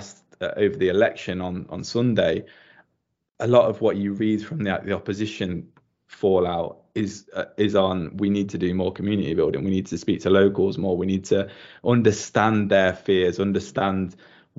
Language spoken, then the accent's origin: English; Nottingham, East Midlands, United Kingdom; now in Hungary; when I was growing up in Nottingham